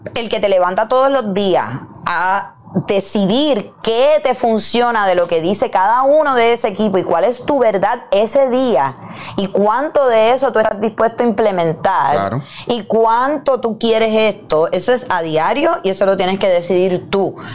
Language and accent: Spanish; Puerto Rico; soy una mujer boricua, con curvas, que hablo malo